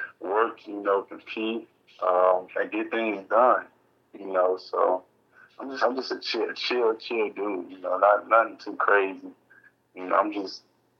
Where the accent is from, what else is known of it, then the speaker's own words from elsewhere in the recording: St. Louis, Missouri, United States; I'm from St. Louis, Missouri, so it was just a different atmosphere